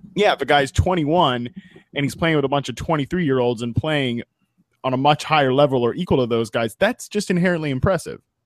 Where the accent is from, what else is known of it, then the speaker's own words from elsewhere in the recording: United States; growing up in Washington